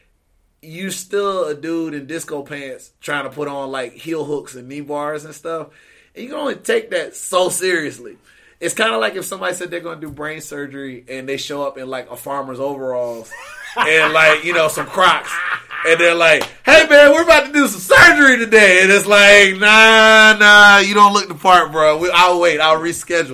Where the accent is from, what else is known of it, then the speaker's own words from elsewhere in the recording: Augusta, Georgia, United States; moved away as an adult; now in United Kingdom; I'm also from, they call it the Soul City, Augusta, Georgia